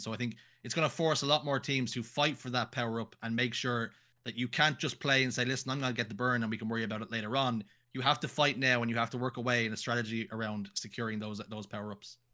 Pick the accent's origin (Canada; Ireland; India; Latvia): Ireland; I'm Irish